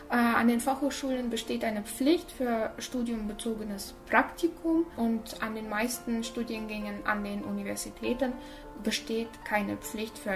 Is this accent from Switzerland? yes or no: no; Almaty, Kazakhstan; moved away as an adult; now in Germany; ich komme aus Kasachstan, ich bin in Almaty geboren und mit 18 Jahren äh, bin ich nach Deutschland gezogen